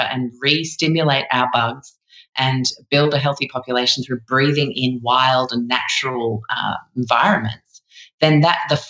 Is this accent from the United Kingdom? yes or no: yes; London, United Kingdom; also born or lived in Chicago; I'm from London myself, but we lived in Chicago for the first 5 years of my life